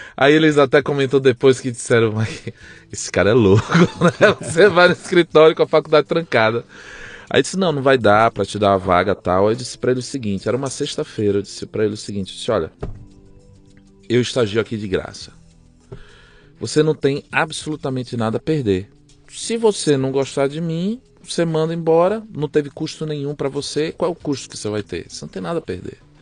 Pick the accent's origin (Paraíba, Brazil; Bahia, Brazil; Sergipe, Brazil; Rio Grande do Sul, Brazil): Sergipe, Brazil; Aracaju; moved away as an adult; also born or lived in Belém, Pará / São Paulo; now in Tulsa, United States; ele foi transferido para Aracaju, Sergipe. Fiquei lá dos 5 até os 32 anos.